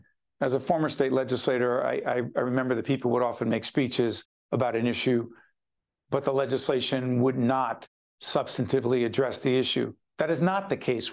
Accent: Newark, New Jersey, United States; now in Montclair, United States; Which is in and around my hometown. Well, now it's Montclair, but where I was born and raised in Newark

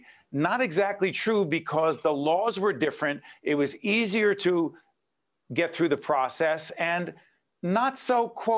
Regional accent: Newark, New Jersey, United States; growing up in Newark

